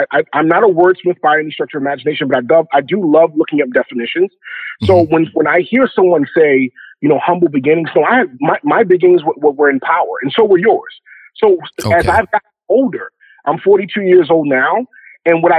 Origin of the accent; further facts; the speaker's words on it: Baltimore, Maryland, United States; I'm originally from Baltimore, Maryland. Grew up on the east side of Baltimore